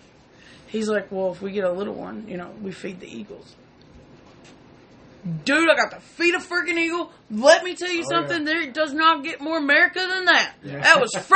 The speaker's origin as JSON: {"language": "English", "region": "Kentucky", "country": "United States", "moved": "yes", "lives_now": "Wisconsin, United States", "said": "I'm from Kentucky"}